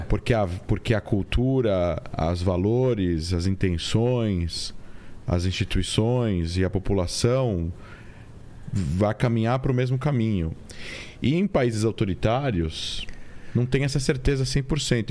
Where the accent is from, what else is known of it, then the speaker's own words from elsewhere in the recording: Brazil; also born or lived in Israel; a gente como brasileiro, né, vivendo na América